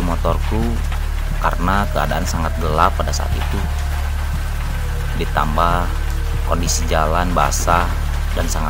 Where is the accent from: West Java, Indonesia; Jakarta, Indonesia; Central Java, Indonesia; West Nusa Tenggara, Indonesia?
West Java, Indonesia; Majalengka; born there; Aku lahir di Majalengka.